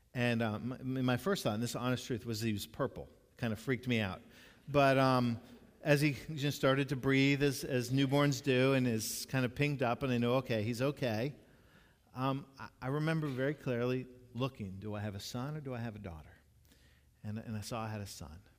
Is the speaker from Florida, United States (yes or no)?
yes; Jacksonville, Florida, United States; when I was growing up in Jacksonville